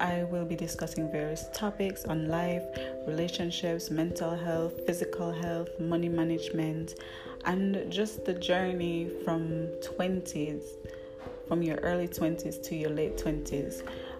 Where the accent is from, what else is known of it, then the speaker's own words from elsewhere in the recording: Jamaica; I am a Jamaican professional in my 20s. I work specifically in accounting